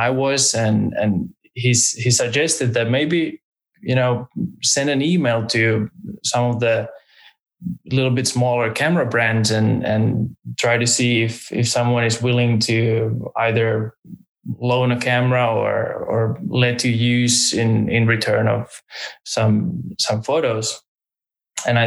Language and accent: English; Finland; moved away as an adult; also born or lived in Tallinn, Estonia / United States; now in Norway; I now live in Norway, but I was raised in Finland, originally born in Tallinn, but I barely spent any time there. I would say I was born and raised in Finland